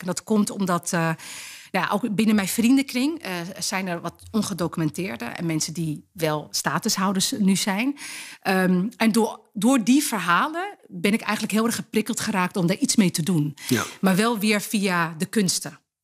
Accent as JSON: {"language": "Dutch", "country": "Netherlands", "tie": "born or raised there", "said": "Ik ben geboren en getogen in Nederland"}